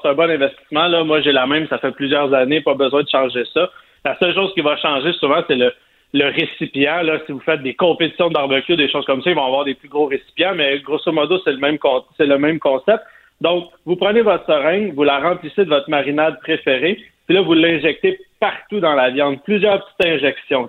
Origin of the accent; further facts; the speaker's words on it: Sainte-Madeleine, Quebec, Canada; je viens de Sainte-Madeleine, la rive de Montréal